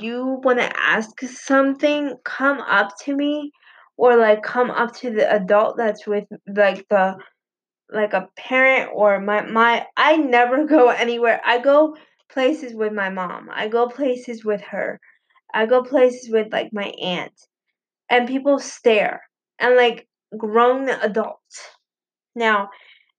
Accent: Puerto Rico; I was born in Puerto Rico

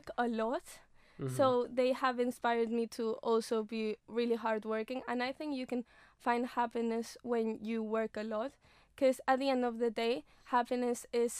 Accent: Mallorca, Balearic Islands, Spain; English is a second language; moved away as an adult; now in Loughborough, United Kingdom; I come from Spain, Mallorca. I don't know if you know Mallorca, but it's like the best place ever. And so I've always lived in Mallorca.

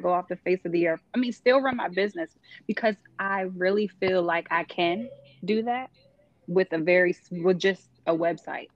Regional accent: New York, United States; I'm from New York

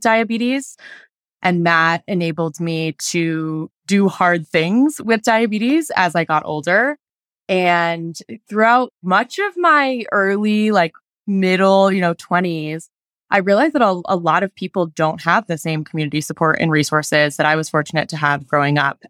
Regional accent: Denver, Colorado, United States; moved away as an adult; now in Utah, United States; I am from Denver, Colorado, but I just moved to Utah

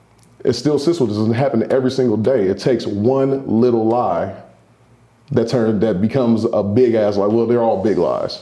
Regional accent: Oakland, California, United States; I'm from Oakland, USA.

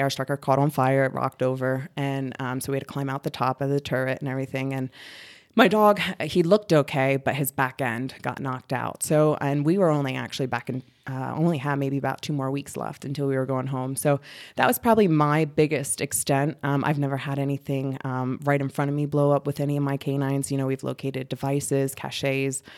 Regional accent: Reading, Pennsylvania, United States; I grew up in Reading, Pennsylvania, so I'm from the East Coast

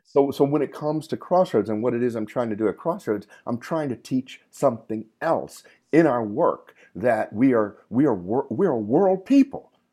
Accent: Camden, New Jersey, United States; also born or lived in Trinidad; growing up in Camden

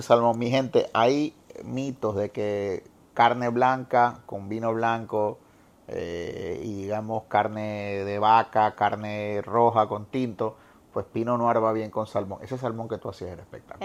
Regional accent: Guayaquil, Guayas, Ecuador; now in Puerto Rico; me llevó a mi infancia en Guayaquil, ya a esta altura el que no sabe que yo nací en Ecuador, pero que me considero ecuatorriqueño

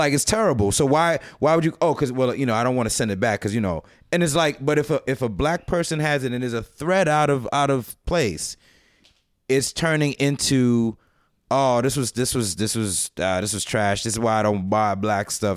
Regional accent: United States; I was born in America

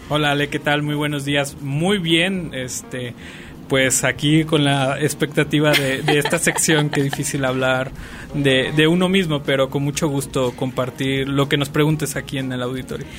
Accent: Los Reyes de Salgado, Michoacán, Mexico; moved away as an adult; also born or lived in Morelia, Mexico; now in Aguascalientes, Mexico; yo soy originario del estado de Michoacán. Eh, soy de un pueblo que se llama Los Reyes de Salgado

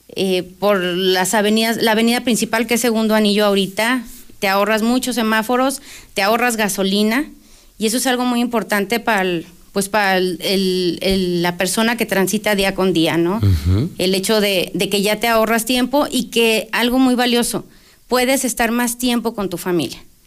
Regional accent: Aguascalientes, Mexico; somos de Aguascalientes

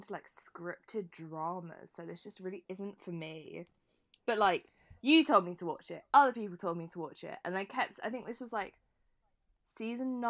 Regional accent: Brighton, South East England, United Kingdom; being from Brighton as well

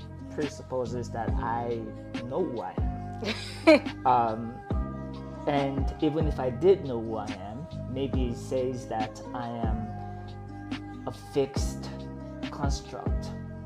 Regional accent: New Jersey, United States; also born or lived in Abeokuta, Nigeria; And then at a certain point, we moved to northern New Jersey

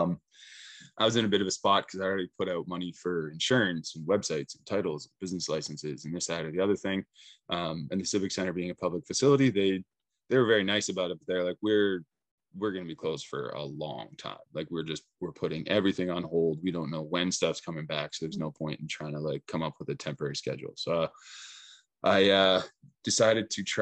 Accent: Saskatchewan, Canada; moved away as an adult; now in Prince Rupert, Canada; I'm originally from Saskatchewan

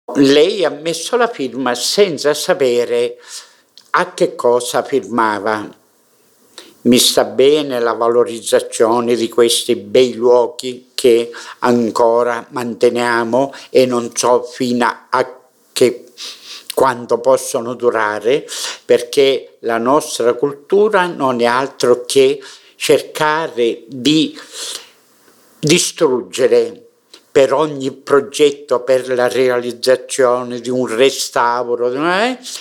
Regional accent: Mineo, Sicily, Italy; nella storia del mio paese

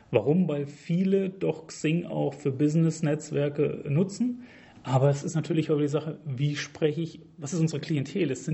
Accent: Hesse, Germany; ich komme hier aus der Region, ich wohne in Wetzlar, habe in Gießen studiert

